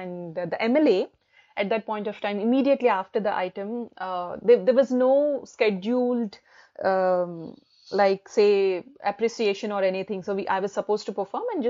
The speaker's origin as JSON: {"language": "English", "country": "India", "also_born_or_lived": "Hyderabad / Delhi / Kuala Lumpur", "moved": "as an adult", "lives_now": "United Kingdom"}